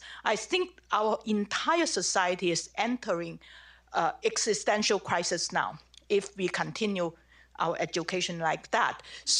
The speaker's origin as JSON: {"language": "English", "country": "China", "tie": "born or raised there", "moved": "yes", "lives_now": "Virginia, United States", "said": "I grew up in China, in communist China, and I was once a political prisoner there for a year."}